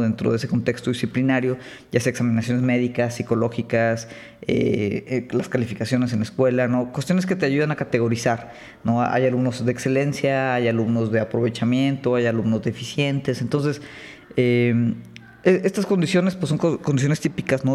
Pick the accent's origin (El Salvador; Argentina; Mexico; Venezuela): Mexico; nosotros como mexicanos